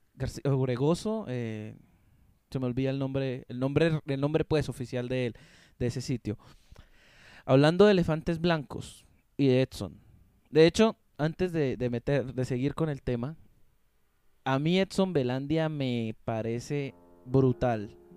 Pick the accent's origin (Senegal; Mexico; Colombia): Colombia; he querido dejar de decir que soy colombiano